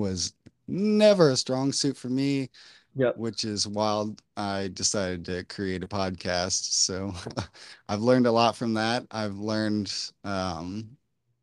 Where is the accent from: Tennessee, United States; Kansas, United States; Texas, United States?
Texas, United States; Corpus Christi; I was born in Corpus Christi, so I've been in the South, I've been in hot places